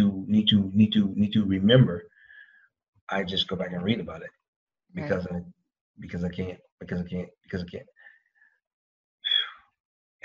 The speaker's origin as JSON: {"language": "English", "region": "South Georgia", "country": "United States", "said": "I'm from South Georgia"}